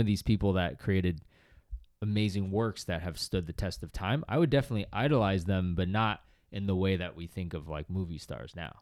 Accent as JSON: {"language": "English", "town": "Boston", "region": "Massachusetts", "country": "United States", "tie": "born or raised there", "said": "I grew up in Boston"}